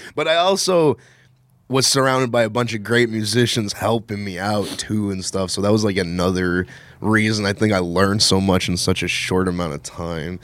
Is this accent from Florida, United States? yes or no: no; West Texas, United States; moved away as an adult; I'm not from here, I'm from West Texas